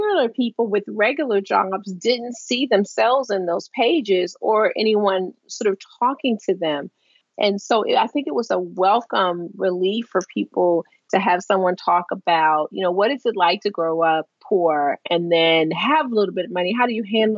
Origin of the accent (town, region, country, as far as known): Baltimore, Maryland, United States; born or raised there; moved away as an adult; now in Washington, United States